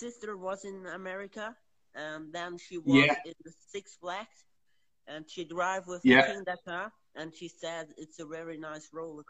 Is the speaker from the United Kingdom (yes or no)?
no; Switzerland; I'm from Switzerland.